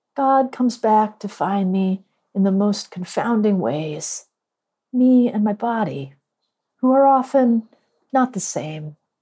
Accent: Northeast, United States; now in Durham, United States; I live in Durham, North Carolina, although I'm from the Northeast

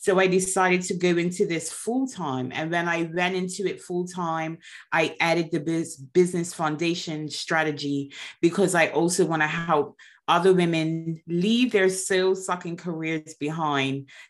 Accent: Bermuda; now in United Kingdom; I am originally from Bermuda. I am currently living in the UK

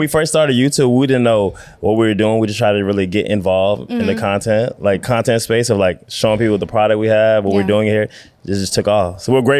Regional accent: Virginia, United States; now in Los Angeles, United States; We're from Virginia.

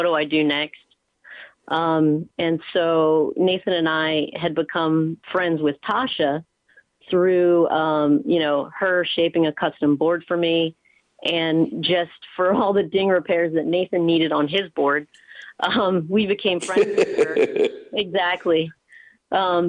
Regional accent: Mid-Atlantic, United States; moved away as an adult; now in Ventura, United States; I grew up, on the East Coast, actually, like in the, mid-Atlantic, Pennsylvania, Maryland, Delaware area

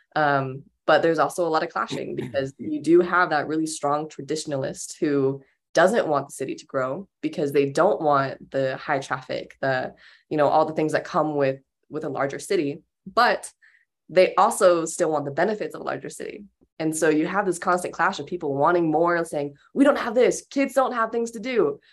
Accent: Pueblo, Colorado, United States; I was born in Pueblo, Colorado in nineteen ninety-nine, and, um, I've never left Pueblo

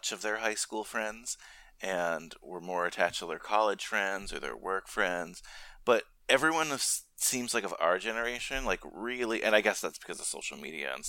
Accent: Old Tappan, New Jersey, United States; I'm from Altapan

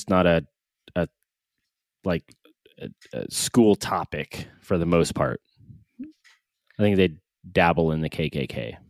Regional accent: California, United States; I'm from California.

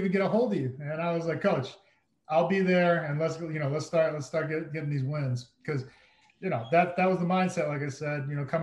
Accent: Massachusetts, United States; now in Kirkland, United States; But when I grew up in Massachusetts

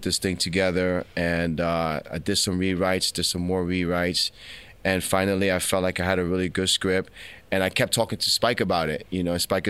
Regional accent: New York City, New York, United States; also born or lived in Philadelphia; I'm Dominican from Washington Heights.

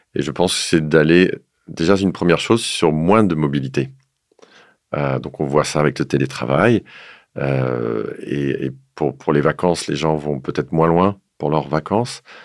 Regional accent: the North, northern France, France; je viens du Nord

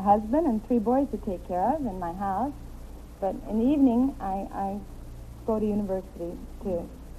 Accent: Enid, Oklahoma, United States; I'm from Enid, Oklahoma.

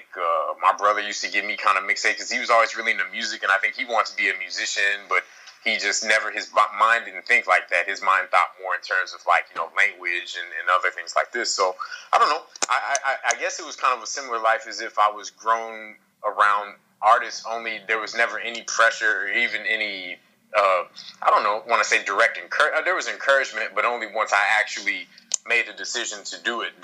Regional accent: Kansas City, Missouri, United States; also born or lived in New York City; now in Paris, France; growing up in Kansas City. 'Cause I was born in 1980, and I grew up on East 55th Street

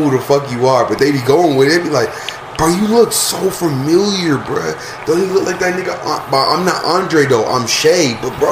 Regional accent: Columbus, Georgia, United States; I'm from Columbus.

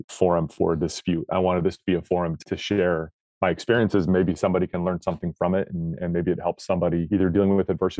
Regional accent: Northern Nevada, United States; I grew up in Northern Nevada.

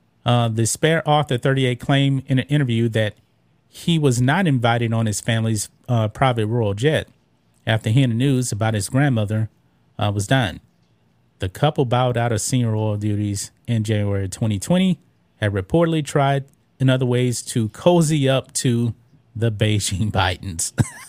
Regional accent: United States; I'm an American

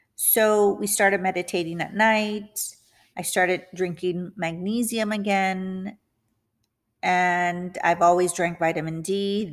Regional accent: McAllen, Texas, United States; moved away as an adult; also born or lived in San Antonio, Texas; now in Houston, United States; I went back to my hometown, which is the Rio Grande Valley, McAllen, Texas

